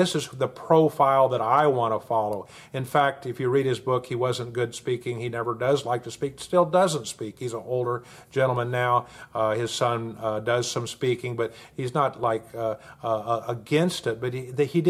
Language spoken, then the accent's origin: English; Oklahoma, United States; my home state here in Oklahoma